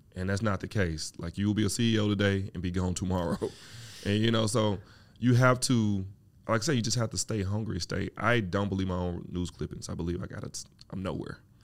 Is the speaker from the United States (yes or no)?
yes; Mississippi, United States; now in Atlanta, United States; I'm from Mississippi